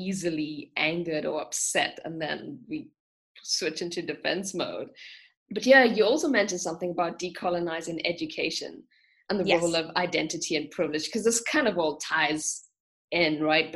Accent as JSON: {"language": "English", "country": "South Africa", "tie": "born or raised there", "moved": "as an adult", "lives_now": "Germany", "said": "I grew up in South Africa"}